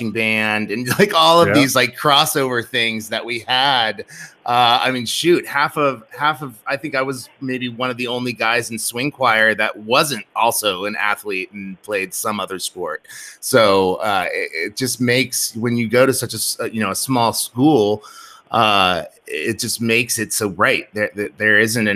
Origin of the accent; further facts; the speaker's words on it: Seward, United States; growing up in Seward